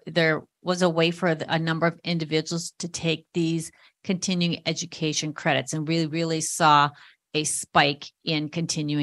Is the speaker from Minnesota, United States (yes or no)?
yes; Minnesota, United States; I'm from Minnesota